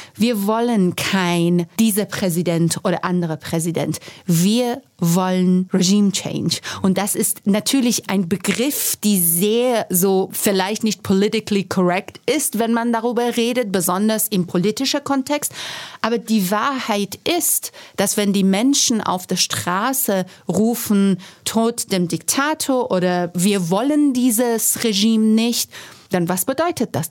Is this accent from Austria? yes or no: no; Iran; German is a second language; moved away as an adult; now in Germany; ich komme ähm, aus dem Iran, bin im Iran gewachsen und auch studiert und ich musste 2009 aus politischen Gründen das Land verlassen und nach Deutschland fliehen